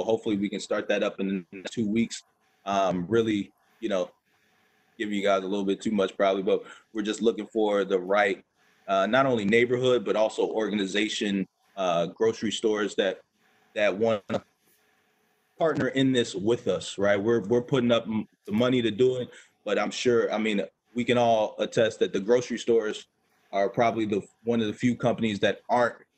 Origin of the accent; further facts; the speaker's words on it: Baltimore, Maryland, United States; the Baltimore area. That's my hometown